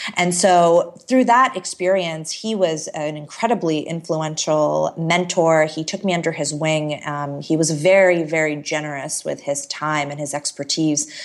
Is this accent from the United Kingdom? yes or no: no; Canada; also born or lived in Toronto / Chicago; I moved to Chicago randomly as a Canadian